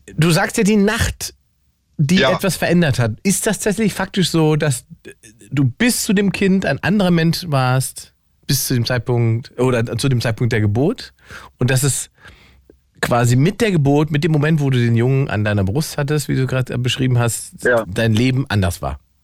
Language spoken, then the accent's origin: German; Salzwedel, Saxony-Anhalt, Germany; moved away; Da bin ich geboren übrigens, in Salzwedel